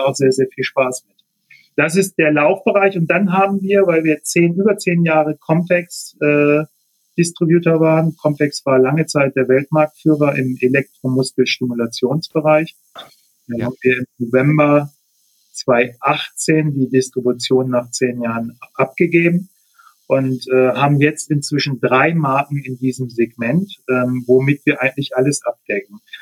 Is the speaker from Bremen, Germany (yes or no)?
yes; Bremen, Germany; moved away as an adult; now in Braunschweig, Germany; ich komme ja eigentlich, bin gebürtiger Bremer und habe in Bremen eben noch Rennrad gefahren, bin dann nach Braunschweig